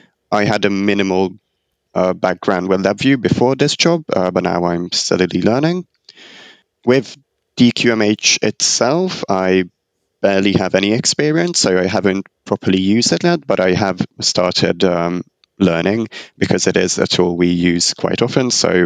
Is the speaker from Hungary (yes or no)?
yes; Hungary; now in Germany; I'm originally from Hungary, but I'm actually studying here in Germany right now